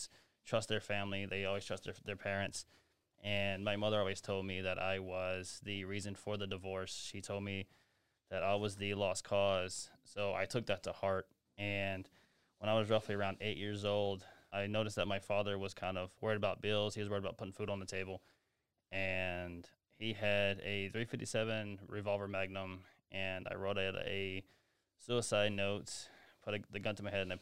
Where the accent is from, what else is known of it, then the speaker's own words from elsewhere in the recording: Greensboro, Alabama, United States; moved away as an adult; I'm from Greensboro, Alabama